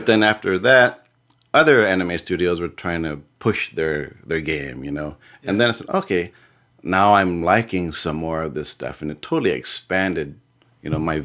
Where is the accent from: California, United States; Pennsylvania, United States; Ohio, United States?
California, United States; San Diego; born and raised in San Diego